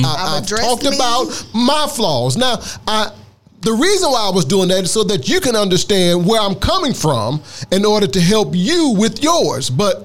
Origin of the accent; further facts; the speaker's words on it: Mississippi, United States; I'm from Mississippi